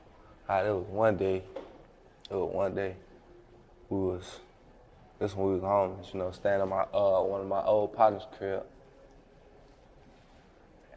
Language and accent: English; St. Louis, Missouri, United States; born or raised there